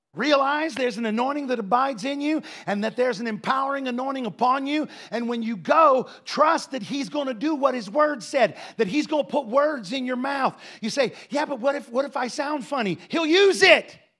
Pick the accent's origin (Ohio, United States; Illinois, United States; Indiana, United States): Ohio, United States; moved away; also born or lived in Defiance, Ohio; I grew up in Ohio.